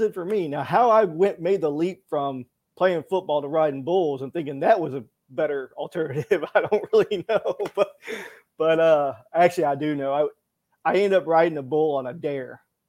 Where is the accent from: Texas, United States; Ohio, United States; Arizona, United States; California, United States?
Texas, United States; Fort Worth; moved away as an adult; also born or lived in Manhattan; born and raised in Fort Worth, Texas